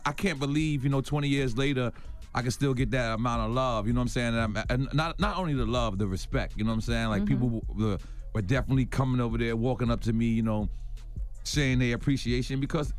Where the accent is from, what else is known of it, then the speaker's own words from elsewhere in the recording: Queens, New York, United States; I will pound Nas out. I'm from Queens.